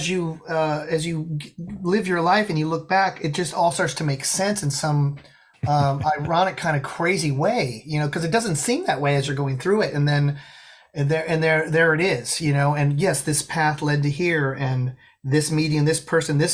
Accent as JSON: {"language": "English", "region": "Colorado", "country": "United States", "tie": "born or raised there", "said": "I grew up in Colorado."}